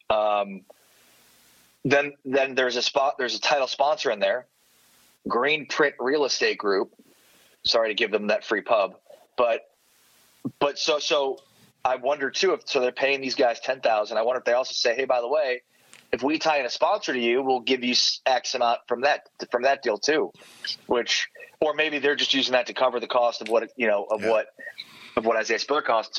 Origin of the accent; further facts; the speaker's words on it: Chicago, Illinois, United States; moved away as an adult; also born or lived in Moberly, Missouri / Austin, Texas / San Antonio, Texas; growing up in Chicago and living in this tiny town.